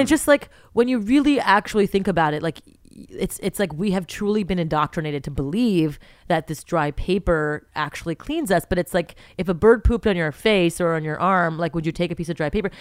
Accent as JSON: {"language": "English", "town": "Montreal", "region": "Quebec", "country": "Canada", "tie": "born or raised there", "said": "I'm from Montreal. We're from Montreal, born and raised in Montreal, Canada"}